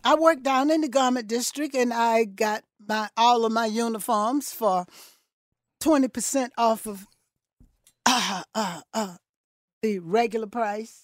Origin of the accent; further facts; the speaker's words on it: Thomson, Georgia, United States; moved away as an adult; also born or lived in Newark / New York; I was born in Thompson, Georgia, one hundred and twenty-nine miles north of here.